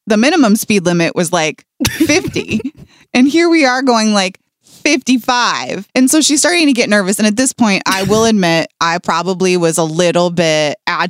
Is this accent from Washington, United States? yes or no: yes; Seattle, Washington, United States; I grew up in Seattle